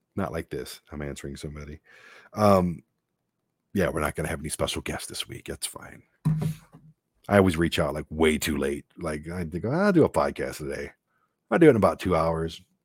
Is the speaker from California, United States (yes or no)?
no; Detroit, Michigan, United States; growing up in Detroit